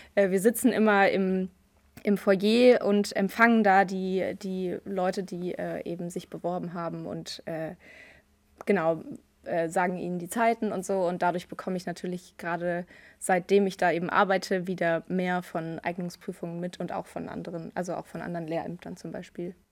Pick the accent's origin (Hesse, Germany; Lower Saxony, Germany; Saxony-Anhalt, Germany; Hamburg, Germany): Hesse, Germany; Frankfurt; Ich komme aus Frankfurt, ich bin eine gebürtige Frankfurterin